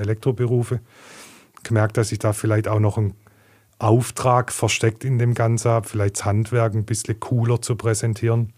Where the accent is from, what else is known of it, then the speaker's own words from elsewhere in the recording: Heilbronn, Baden-Württemberg, Germany; born and raised in Heilbronn, ähm, in Gesundbrunnen geboren, in Neckargardach aufgewachsen